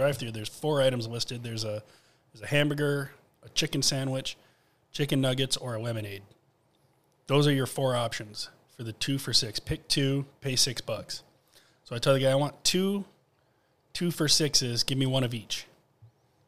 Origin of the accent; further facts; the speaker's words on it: Grand Rapids, Michigan, United States; I'm from Grand Rapids.